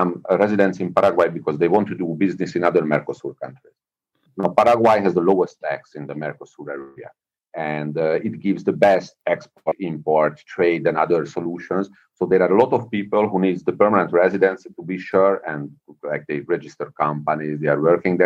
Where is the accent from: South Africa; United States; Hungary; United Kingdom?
Hungary; moved away; I was born in Hungary